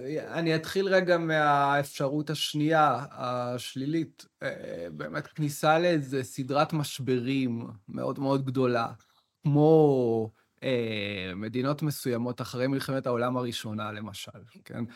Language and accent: Hebrew; Arava, Southern District, Israel; now in Tel Aviv, Israel; אני בא בעצמי מהספר, גדלתי בערבה בכלל